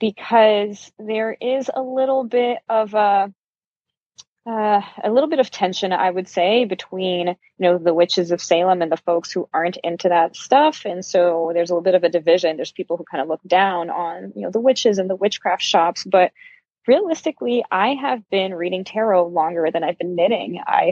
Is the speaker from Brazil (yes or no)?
yes; Brazil; also born or lived in Uruguay / Germany; So I was born in Brazil, and I've lived a bunch of my life in Brazil, but I've moved around a fair amount too. I lived for a few years in Uruguay, which is just south of Brazil, and I lived in Germany for a few years.